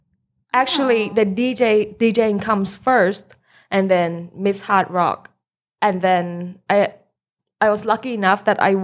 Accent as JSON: {"language": "English", "region": "Bangkok", "country": "Thailand", "also_born_or_lived": "United States", "said": "I'm from Bangkok"}